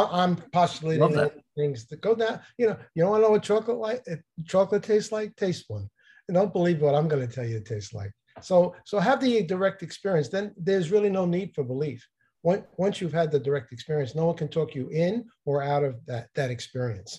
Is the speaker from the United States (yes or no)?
yes; New Jersey, United States; I'm from New Jersey